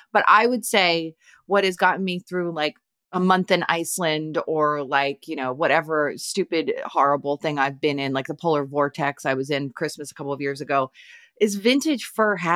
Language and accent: English; Canada; now in United States; I'm a Canadian living in rural Pennsylvania, so you'd think I'd have this down, but.